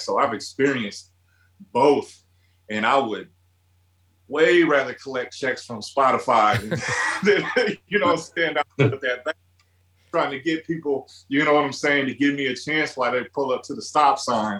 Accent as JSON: {"language": "English", "region": "Midwest", "country": "United States", "tie": "born or raised there", "said": "growing up in the Midwest"}